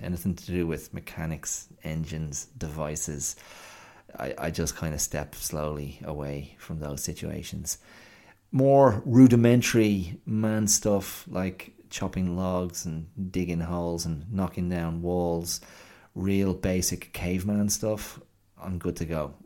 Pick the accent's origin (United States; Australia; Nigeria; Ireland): Ireland; moved away; as an Irish child growing up in the, uh, seventies and eighties.